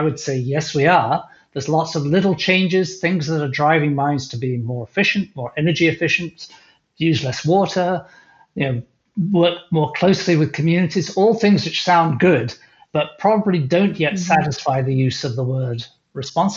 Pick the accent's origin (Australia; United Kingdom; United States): United Kingdom; England; I grew up in England, and I went into geology